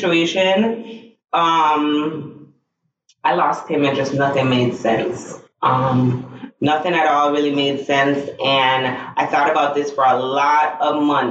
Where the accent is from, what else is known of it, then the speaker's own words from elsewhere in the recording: Jamaica; now in South Florida, United States; I'm also a Jamaican living in South Florida